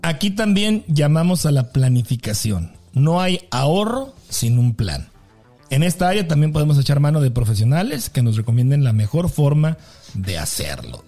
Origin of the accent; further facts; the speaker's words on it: Delicias, Chihuahua, Mexico; moved away as an adult; now in Kansas, United States; cuando me vine de México, de Delicias, me vine a trabajar a radio